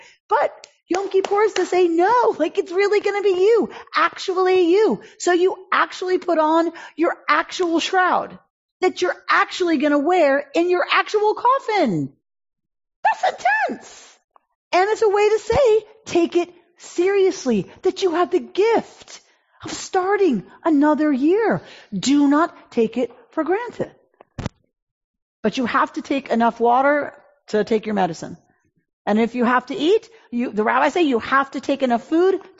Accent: Atlanta, Georgia, United States; moved away; I grew up in Atlanta, Georgia. I grew up in the South.

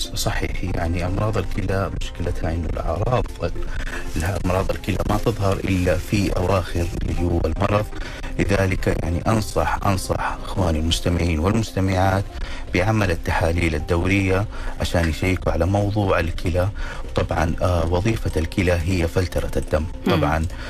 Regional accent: Saudi Arabia; عندنا في المجتمع الخليجي والمجتمع السعودي

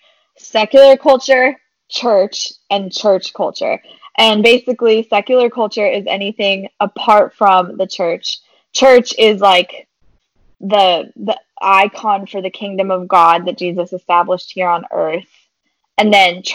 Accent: San Diego, California, United States; also born or lived in Phoenix, Arizona; I am originally from San Diego and have recently moved back to this area of Southern California after spending 5 beautiful years in the hot desert of Phoenix, Arizona

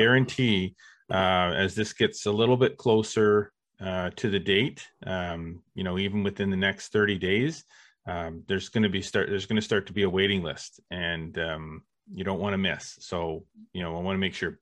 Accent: Canada; we are Canadian

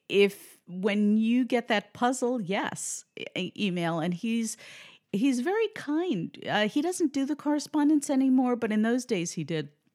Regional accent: New York City, New York, United States; moved away as an adult; also born or lived in Manhattan; now in New Jersey, United States; I grew up in the Bronx

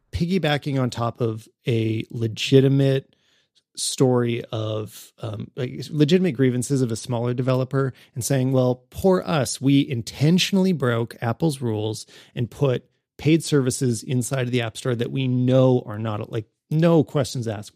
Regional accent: Canada; as a Canadian

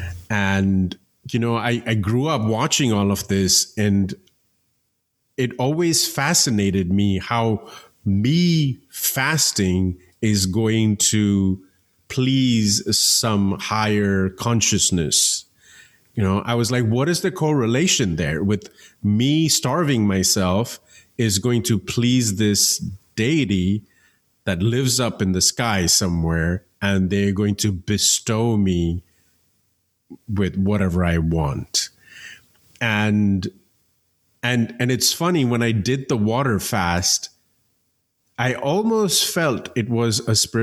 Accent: India; growing up in India

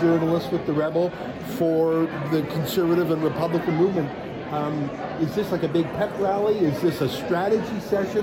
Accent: Alberta, Canada; moved away; I'm from Alberta originally

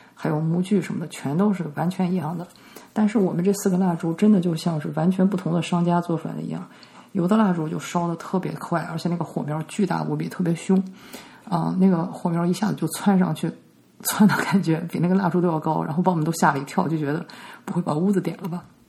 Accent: China; 我们中国人

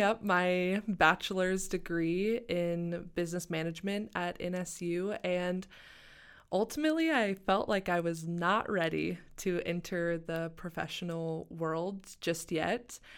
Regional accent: Springdale, Arkansas, United States; moved away as an adult; also born or lived in Tahlequah, Oklahoma; now in Missoula, United States; I was born and raised in Springdale, Arkansas

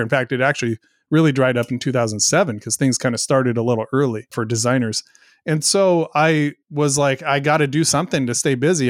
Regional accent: coast of Oregon, United States; moved away; also born or lived in Southwest Washington; about an hour away from where I grew up in the coast of, of Oregon

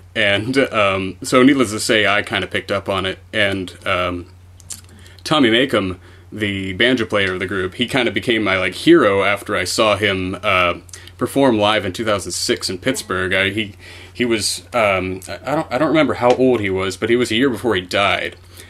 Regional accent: Ireland; I mean, just Irish music in general, I'm an Irish guy, and it was just played a lot.

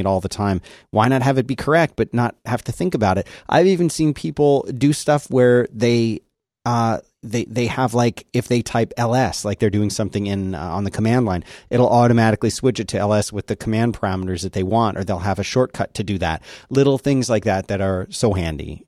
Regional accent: Philadelphia, Pennsylvania, United States; growing up in Philadelphia

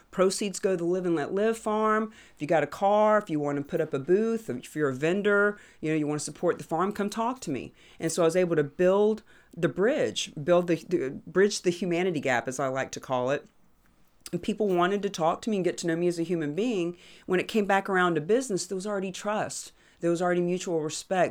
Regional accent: Florida, United States; moved away; also born or lived in New Hampshire; I'm from Florida

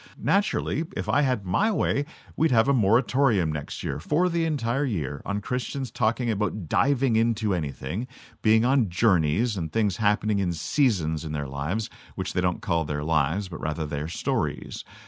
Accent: Canada; I'm Canadian. So we grew up speaking American even more fluently than we grew up speaking French.

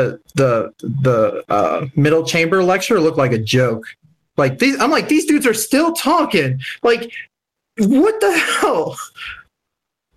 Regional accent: Florida, United States; we're from Florida

